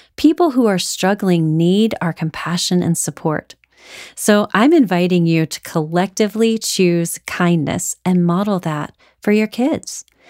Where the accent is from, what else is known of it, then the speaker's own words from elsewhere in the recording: Houston, Texas, United States; Growing up in Houston, I went to school with some of those astronaut children.